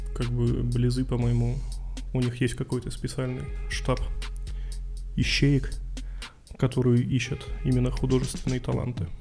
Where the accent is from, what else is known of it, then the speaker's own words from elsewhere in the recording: Yurga, Kemerovo Oblast, Russia; moved away; когда я рос в Юрге